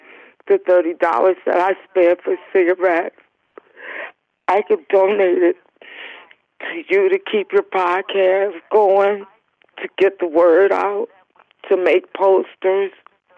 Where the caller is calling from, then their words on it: Cleveland, Ohio, United States; Cleveland, Ohio.